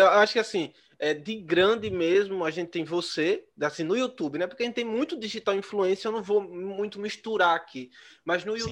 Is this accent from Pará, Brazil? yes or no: no; Maceió, Alagoas, Brazil; eu sou aqui de Maceió, em Alagoas